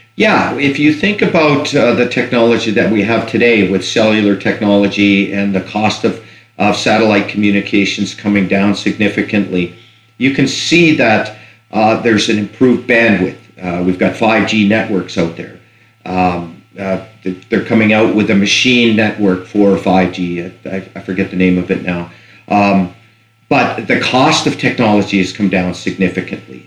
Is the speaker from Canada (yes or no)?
yes; Fort McMurray, Alberta, Canada; I, I grew up in Fort McMurray, so I was around in the '70s